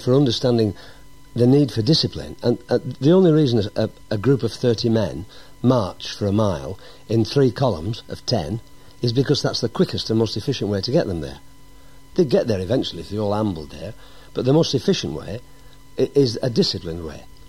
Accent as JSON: {"language": "English", "town": "Accrington", "region": "North West England", "country": "United Kingdom", "tie": "born or raised there", "also_born_or_lived": "Heswall, Wirral", "moved": "as an adult", "said": "took me to Accrington, where I lived all my life up to being 18 when I went in the army. Um, so basically a Lancastrian"}